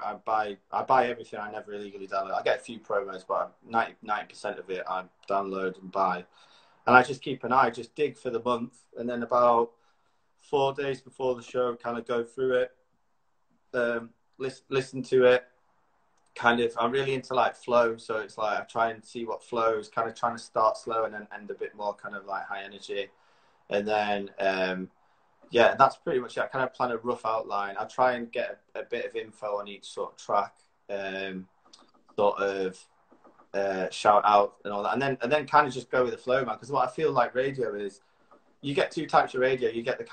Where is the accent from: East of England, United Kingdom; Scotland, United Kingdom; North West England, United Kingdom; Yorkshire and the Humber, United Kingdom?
Yorkshire and the Humber, United Kingdom; moved away as an adult; also born or lived in Leeds / York; now in London, United Kingdom; I'm a Yorkshire boy, Leeds guy, York guy.